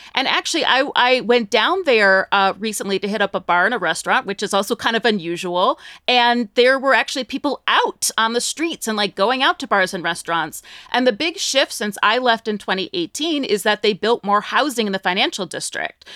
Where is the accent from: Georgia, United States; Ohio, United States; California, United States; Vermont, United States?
Ohio, United States; Northeast; moved away as an adult; also born or lived in New York / Cleveland, Ohio; now in Las Vegas, United States; I'm from Northeast Ohio